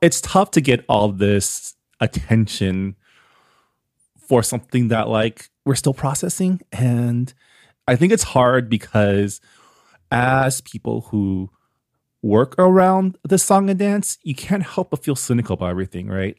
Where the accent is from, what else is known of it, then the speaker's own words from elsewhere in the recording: San Gabriel Valley, California, United States; growing up in the Sangam Valley, we always get attention for like our dim sum or our Hong Kong cafes or our boba